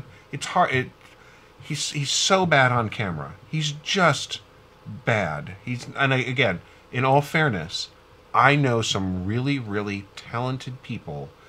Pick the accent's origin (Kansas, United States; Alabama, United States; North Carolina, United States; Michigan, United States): Kansas, United States; Wichita; now in Missouri, United States; Wichita, where I grew up